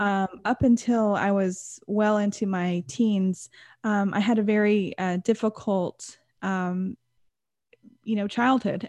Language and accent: English; Texas, United States; I grew up in, uh, America. I'm from Texas